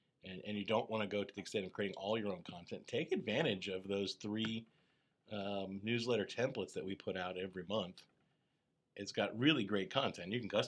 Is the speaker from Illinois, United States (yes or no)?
no; Florida, United States; growing up in Florida